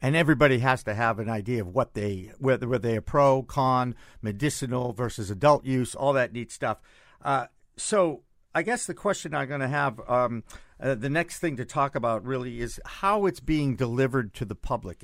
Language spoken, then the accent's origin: English; Massachusetts, United States; my home state